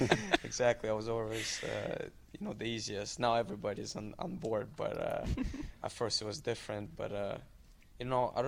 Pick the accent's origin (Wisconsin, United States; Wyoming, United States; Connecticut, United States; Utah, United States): Wisconsin, United States; Milwaukee; born there; also born or lived in Germany / Switzerland / Italy / Moscow, Russia; I was born in Milwaukee, lived in Germany, Switzerland, Italy, then 10 years in Moscow, then played in minor midget in Chicago, and then in Canada